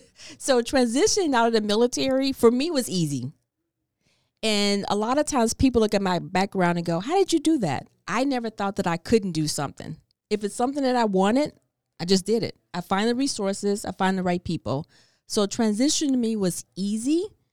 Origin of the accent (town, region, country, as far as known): Chicago, Illinois, United States